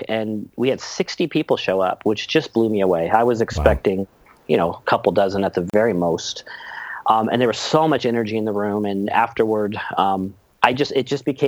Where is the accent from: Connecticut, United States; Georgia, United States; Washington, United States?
Washington, United States; Seattle; I was born and raised over in Seattle.